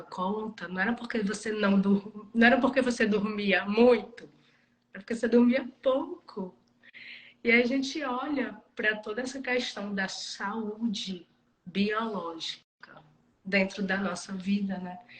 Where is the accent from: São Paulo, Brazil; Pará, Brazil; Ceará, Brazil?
Ceará, Brazil; Cruz; moved away as an adult; eu estou morando em Cruz, que é a minha cidade natal